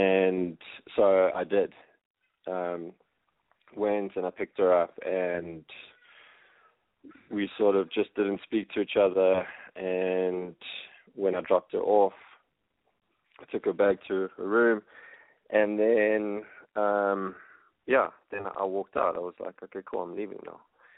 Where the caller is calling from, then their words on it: South Africa; I'm 31, and I'm phoning from South Africa.